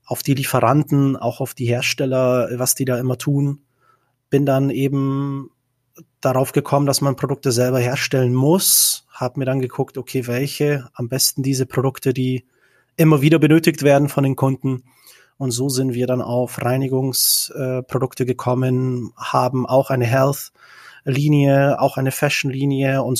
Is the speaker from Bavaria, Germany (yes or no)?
yes; Bavaria, Germany; also born or lived in Czech Republic; Genau, also ich komme ursprünglich, äh, bin ich in Tschechien geboren. Ich bin mit acht Jahren äh, nach Deutschland gekommen, nach Bayern, ähm, bin dann dort äh, aufgewachsen bis zum 18. Lebensjahr.